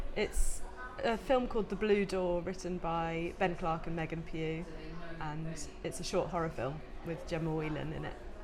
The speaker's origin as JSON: {"language": "English", "region": "London", "country": "United Kingdom", "tie": "born or raised there", "also_born_or_lived": "Oxford", "accent": "posh", "said": "I grew up in London. I went to school in Oxford."}